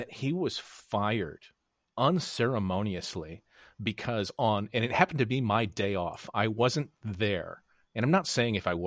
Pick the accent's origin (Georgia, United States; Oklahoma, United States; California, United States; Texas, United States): Texas, United States; Arlington; moved away as an adult; also born or lived in Chicago; I grew up in Arlington, Texas